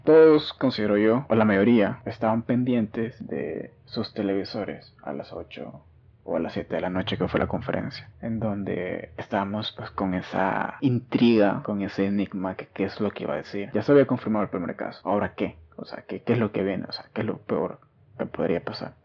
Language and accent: Spanish; El Salvador; en mi país, en El Salvador